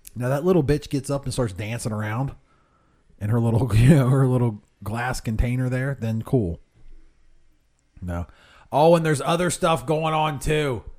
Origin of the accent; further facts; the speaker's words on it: Whitehall, Ohio, United States; I grew up in Whitehall